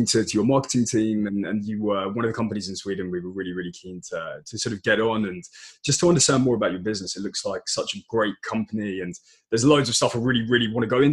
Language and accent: English; United Kingdom; accent: British; my British accent